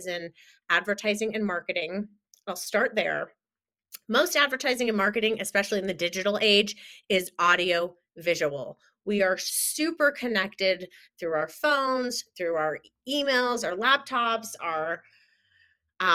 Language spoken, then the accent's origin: English; Denver, Colorado, United States; I'm currently in my mostly hometown of Denver, Colorado.